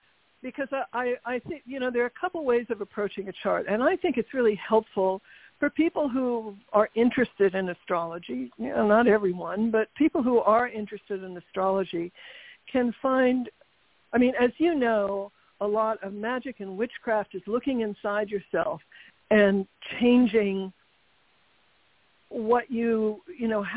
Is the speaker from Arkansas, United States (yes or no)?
no; New York City, New York, United States; I was born in Manhattan